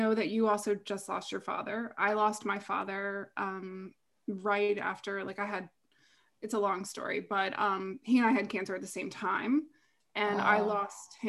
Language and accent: English; Lynchburg, Virginia, United States; I grew up in Lynchburg, Virginia, home of Jerry Falwell